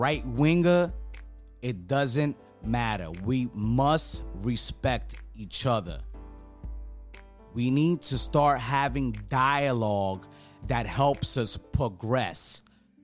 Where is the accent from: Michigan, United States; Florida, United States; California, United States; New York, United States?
New York, United States; New York City; I grew up in New York City